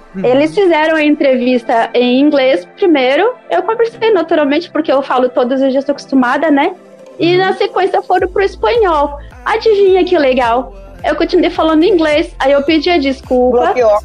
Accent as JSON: {"language": "Portuguese", "country": "Brazil", "said": "eu sou brasileira"}